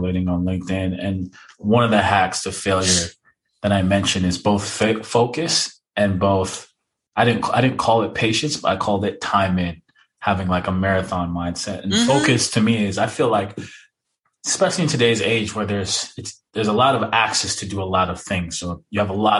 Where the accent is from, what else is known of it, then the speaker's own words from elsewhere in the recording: Jamaica; I am Jamaican